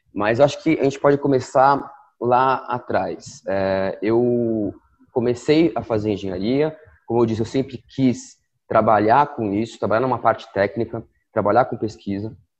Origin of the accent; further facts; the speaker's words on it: Santos, São Paulo, Brazil; Eu nasci em Santos, sou de Santos, e consegui um trabalho em Santos